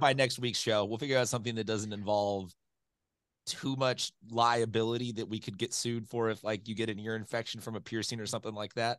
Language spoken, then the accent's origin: English; San Diego, California, United States; growing up around San Diego parts